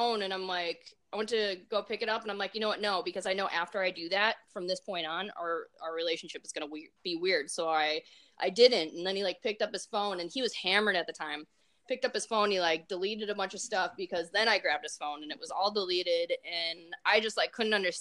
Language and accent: English; Minnesota, United States; accent: Minnesotan; my Minnesotan accent